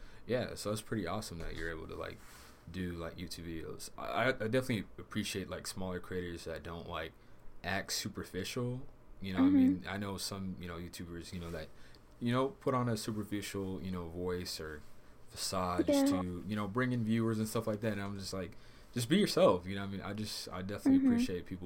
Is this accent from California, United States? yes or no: yes; California, United States; I'm also from California